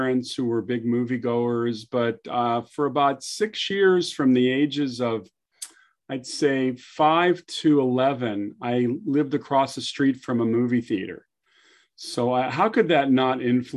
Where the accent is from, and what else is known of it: Southern California, United States; born or raised there